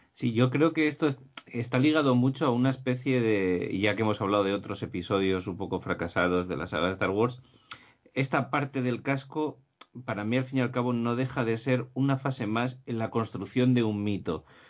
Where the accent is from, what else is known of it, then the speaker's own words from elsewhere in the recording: Gijón, Asturias, Spain; Gijón donde yo nací